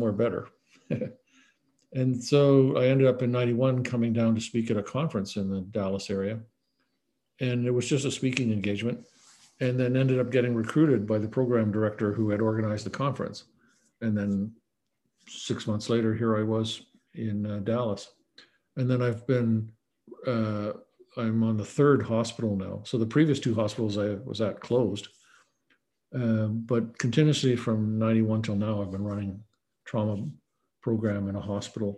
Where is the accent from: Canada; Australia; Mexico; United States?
Canada; moved away as an adult; also born or lived in Canadian Arctic / Sicily / England; I grew up in Canada, went to medical school